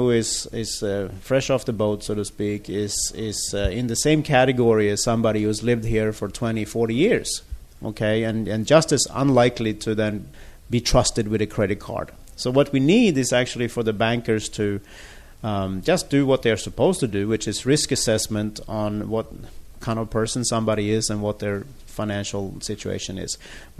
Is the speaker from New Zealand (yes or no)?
no; Sweden; moved away as an adult; now in Taiwan; I'm from Sweden originally, but I've been here in Taiwan for the last 18 years.